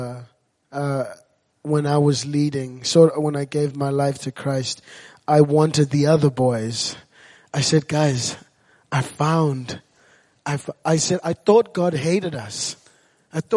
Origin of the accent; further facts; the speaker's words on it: Zimbabwe; moved away; I grew up in Zimbabwe, and I was at an orphanage